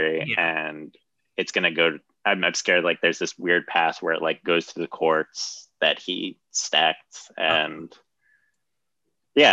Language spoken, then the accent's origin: English; United States; I love being an American